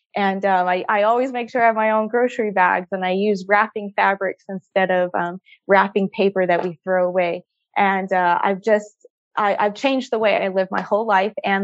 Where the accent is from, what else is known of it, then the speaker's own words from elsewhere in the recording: Utah, United States; I grew up here in Utah. I'm a mountain girl